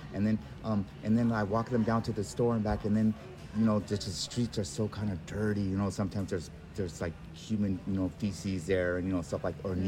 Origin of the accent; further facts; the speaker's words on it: San Francisco, California, United States; we're from San Francisco